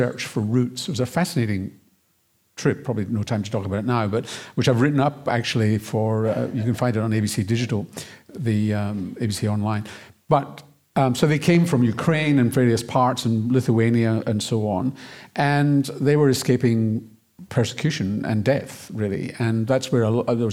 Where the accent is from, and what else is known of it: Glasgow, Scotland, United Kingdom; born or raised there; now in Australia